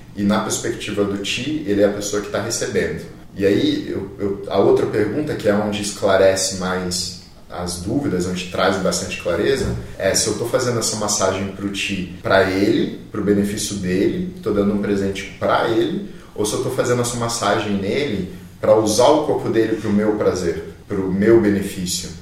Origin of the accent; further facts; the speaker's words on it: Brazil; a primeira reação que eu tive como brasileiro, como essa coisa que eu cresci sendo essa coisa meio latina